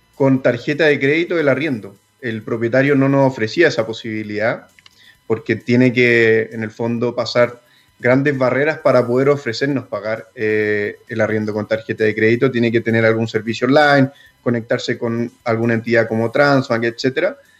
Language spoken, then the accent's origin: Spanish; San Felipe, Valparaíso, Chile; moved away as an adult; also born or lived in Santiago; Nosotros somos de San Felipe, somos de provincia y cuando nos tuvimos que venir a estudiar a la universidad